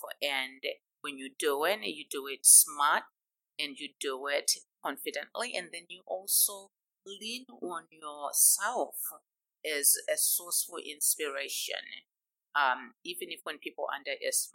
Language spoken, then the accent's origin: English; Harare, Zimbabwe; moved away as an adult; now in Dallas, United States; I grew up in Zimbabwe, in a little town called Harare, and I went to the University of Zimbabwe